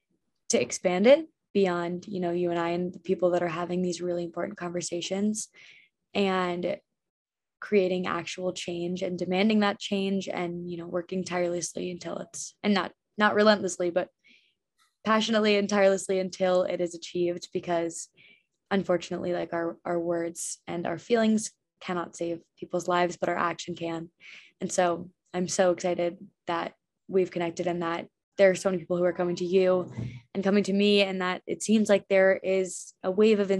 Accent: Ridgewood, New Jersey, United States; I grew up in Ridgewood, which is like a huge lacrosse town.

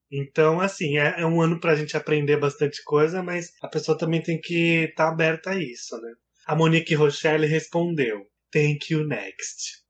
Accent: Brazil; a gente é brasileiro

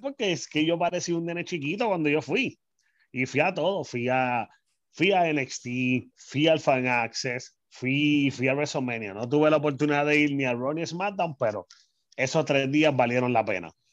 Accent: San Juan, Puerto Rico; now in Carolina, Puerto Rico; soy natural de San Juan, Puerto Rico. Desde el 2006 hasta el día de hoy estoy viviendo en Carolina

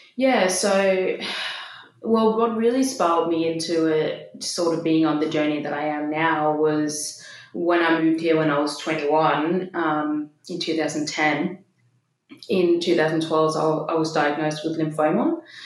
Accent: Denmark; accent: Danish; moved away as an adult; also born or lived in Copenhagen, Denmark / Bondi, Australia; now in Sydney, Australia; grew up in Denmark. I just turned 30 in October last year and I moved here just a few yeah. weeks before my 21st birthday

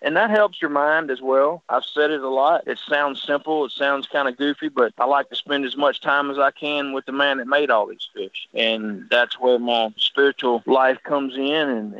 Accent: Arkansas, United States; I'm from Arkansas

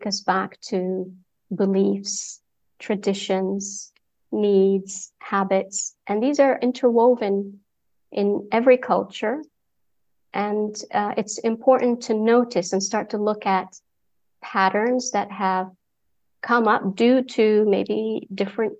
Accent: Saudi Arabia; moved away; also born or lived in Egypt / United Kingdom; been born and raised in Saudi Arabia, yet parents from Egypt, so I'm Egyptian by passport

